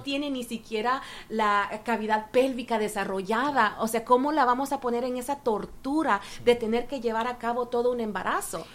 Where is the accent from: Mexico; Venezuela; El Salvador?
El Salvador; now in Canada; soy ah, una mujer salvadoreña, pero eh, vivo en Canadá por casi 30 años ya